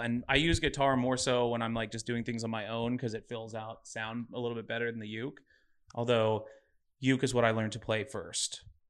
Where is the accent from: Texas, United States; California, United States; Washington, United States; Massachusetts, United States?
Texas, United States; Dallas; I grew up in Dallas, Texas.